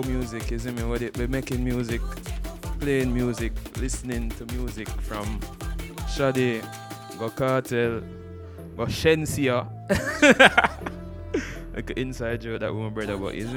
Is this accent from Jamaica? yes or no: yes; Jamaica; as a Jamaican